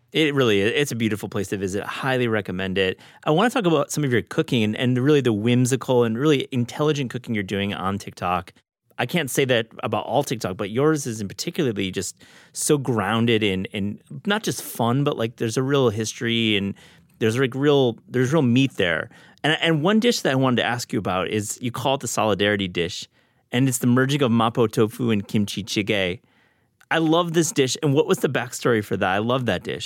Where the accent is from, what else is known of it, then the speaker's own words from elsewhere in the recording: Kalamazoo, Michigan, United States; I grew up in Kalamazoo.